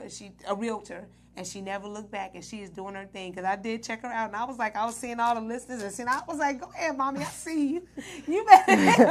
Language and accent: English; Midwest, United States; I'm from the Midwest